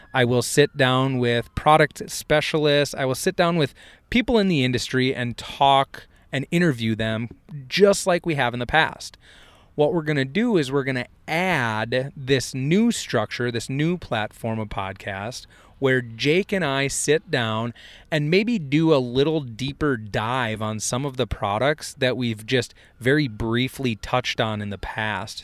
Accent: Hector, Minnesota, United States; I grew up in Hector, Minnesota

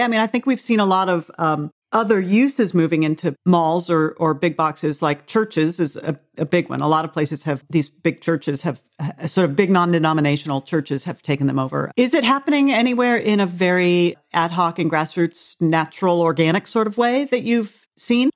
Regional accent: Arizona, United States; now in Indianapolis, United States; where I grew up in Arizona

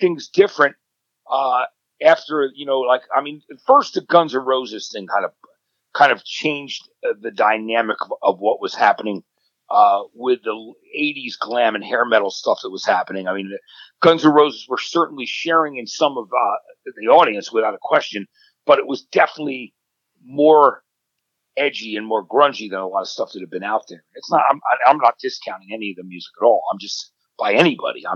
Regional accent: Jersey Shore, New Jersey, United States; I was coming from the Jersey Shore

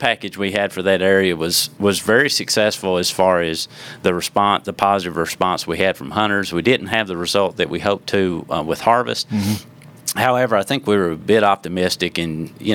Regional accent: Watertown, Tennessee, United States; where I grew up in Watertown, Tennessee

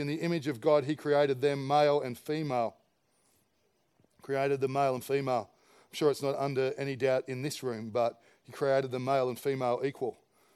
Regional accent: Campbelltown, New South Wales, Australia; I was a kid from Campbelltown who worked at Dairy Farmers.

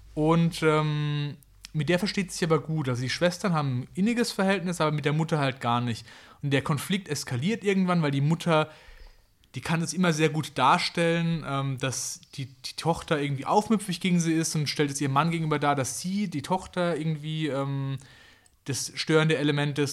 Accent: Kraichgau, Baden-Württemberg, Germany; da wo ich herkomme, das schöne Kraichgau

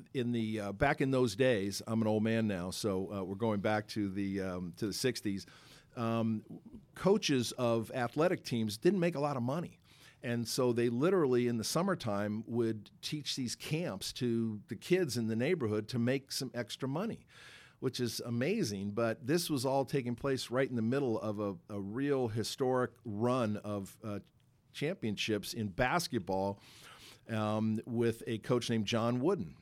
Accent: Los Angeles, California, United States; I grew up in Los Angeles

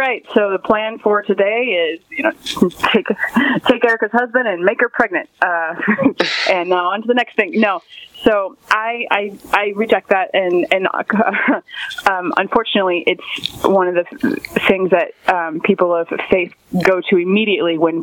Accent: Port St. Lucie, Florida, United States; now in Vero Beach, United States; I grew up in Port St. Lucie, Florida, and I'm currently living in Vero Beach, Florida

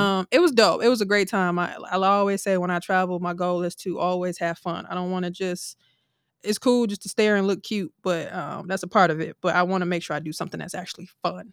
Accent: Milwaukee, Wisconsin, United States; I was from Milwaukee

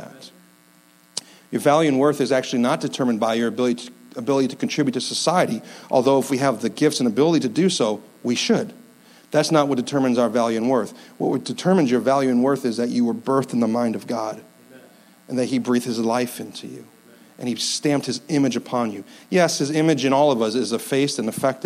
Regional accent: upstate New York, United States; I'm from upstate New York

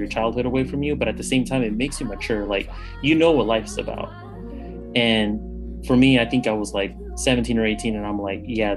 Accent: Bay Area, California, United States; born and raised in the Bay Area, California

